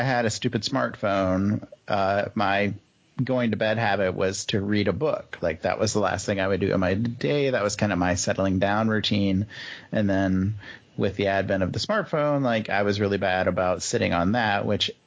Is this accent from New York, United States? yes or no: no; Minnesota, United States; as a Minnesotan